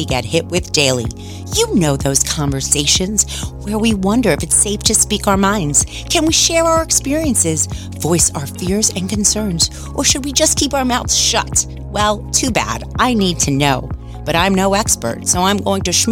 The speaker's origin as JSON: {"language": "English", "town": "New York City", "region": "New York", "country": "United States", "tie": "born or raised there", "said": "my hometown of New York City"}